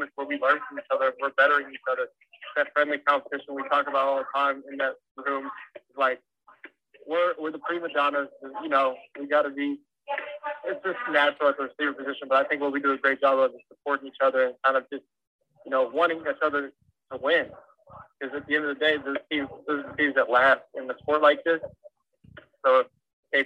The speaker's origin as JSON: {"language": "English", "town": "Dallas", "region": "Texas", "country": "United States", "tie": "born or raised there", "said": "play for my hometown and do all the stuff I get to do in Dallas"}